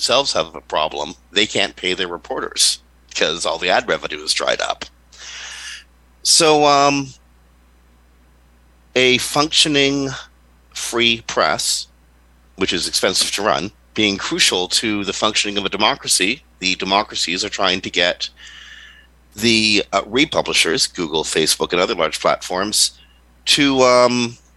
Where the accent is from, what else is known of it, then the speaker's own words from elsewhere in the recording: Canada; I'm Canadian.